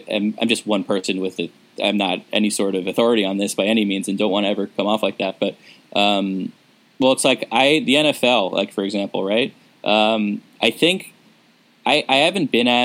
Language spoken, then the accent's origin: English; New York, United States; growing up in New York and around New York